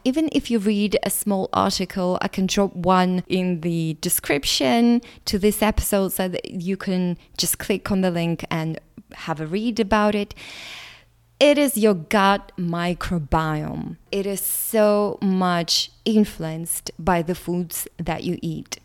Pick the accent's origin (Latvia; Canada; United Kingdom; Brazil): Latvia; English is a second language; English is not my first language. My ethnicity is Russian, but I was born in Latvia